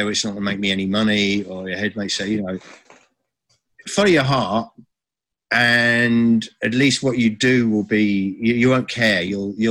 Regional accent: Brighton, South East England, United Kingdom; the parties we did on Brighton Beach, to do that in your hometown

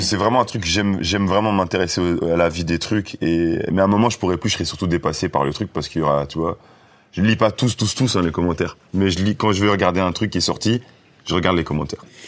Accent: Brussels, Brussels-Capital Region, Belgium; je venais pas de cette zone-là, je venais de Bruxelles.

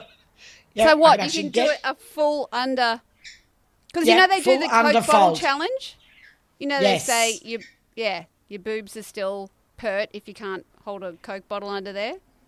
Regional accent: Redcliffe, Queensland, Australia; moved away; I came from Redcliffe where there was not much else to do other than bongs on the beach by the skate park

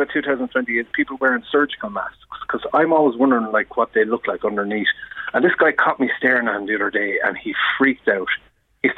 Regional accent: Cahir, Munster, Ireland; moved away; I'm from Tipperary, and I go home for Christmas

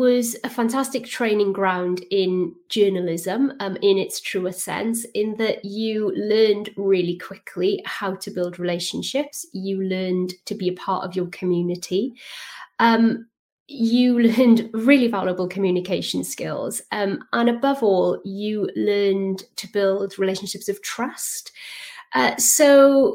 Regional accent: South Wales Valleys, United Kingdom; So I grew up in the South Wales Valleys in a small town.

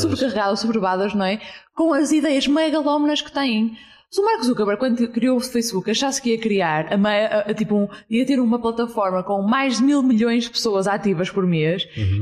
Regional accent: Porto, Norte, Portugal; 27 anos, ah, sou do Porto

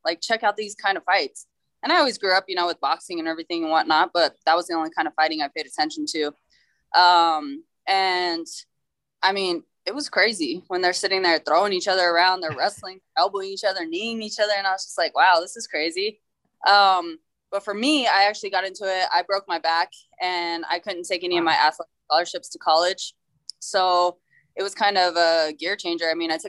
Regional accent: Colorado Springs, Colorado, United States; So I'm actually a Colorado native. I was born and raised in Colorado Springs, Colorado. I'm 32 years old.

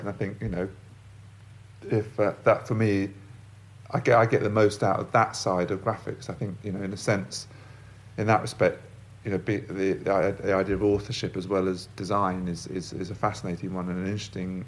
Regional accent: London, United Kingdom; I'm from London, I've grown up in London

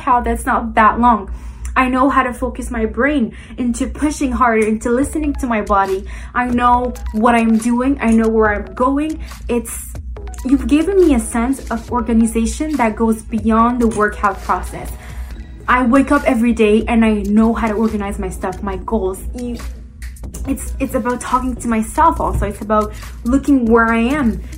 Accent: Montreal, Quebec, Canada; I am from Montreal, Canada

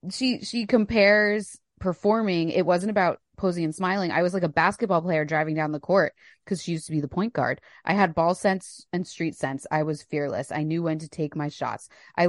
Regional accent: New Jersey, United States; Yeah, we're both from New Jersey.

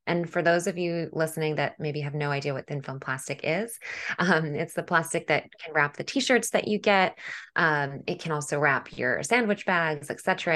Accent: New York City, New York, United States; as a New Yorker

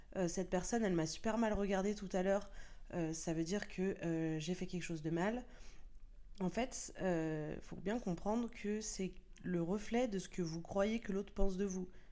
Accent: France; nous sommes français

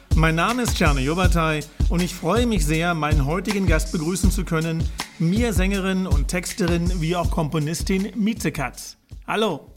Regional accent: Berlin, Germany; Ich bin gebürtiger Charlottenburger

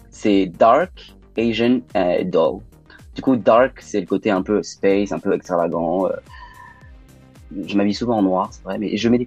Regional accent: Lyon, Auvergne-Rhône-Alpes, France; Mais oui, on peut dire que je viens de Lyon parce que mes parents sont habitent à Lyon, mes frères à Lyon.

